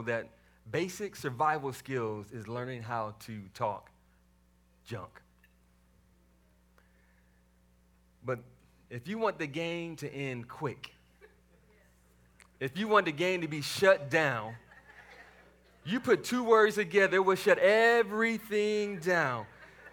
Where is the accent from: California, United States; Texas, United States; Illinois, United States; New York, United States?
Texas, United States; Waco; moved away; I grew up in the south side of Waco, Texas